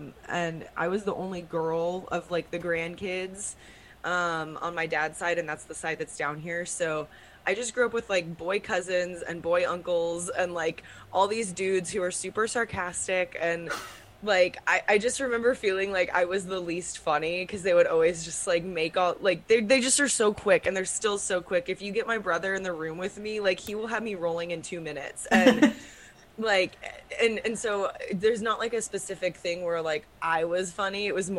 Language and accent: English; Round Rock, Texas, United States; Round Rock, Texas.